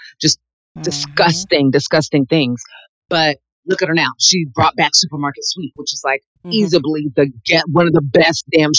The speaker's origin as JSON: {"language": "English", "country": "United States", "said": "You know, I am an American. I have every right."}